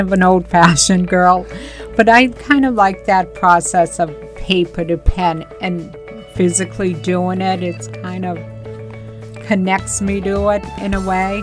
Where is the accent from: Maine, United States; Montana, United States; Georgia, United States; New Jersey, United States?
Maine, United States; Bath; now in Newbury, United States; I grew up in a small town in Maine, in the 70s, early 70s.